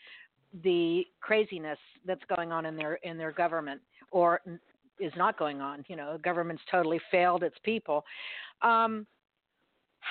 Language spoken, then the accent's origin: English; Miami, Florida, United States; I'm originally from Miami